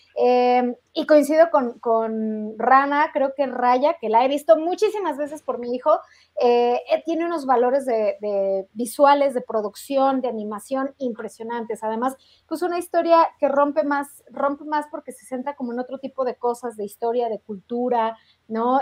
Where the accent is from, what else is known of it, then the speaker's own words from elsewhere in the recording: Mexico; nosotros mexicanos teníamos esperanza